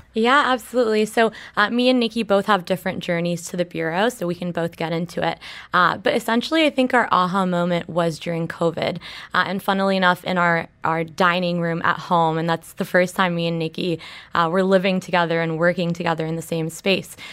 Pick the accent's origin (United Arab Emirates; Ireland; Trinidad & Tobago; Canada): United Arab Emirates; Dubai; we grew up in Dubai, you really do grow up with the city